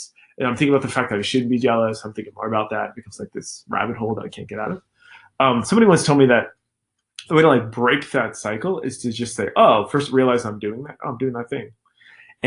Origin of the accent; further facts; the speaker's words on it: Scottsdale, Arizona, United States; first language English; I'm from South Scottsdale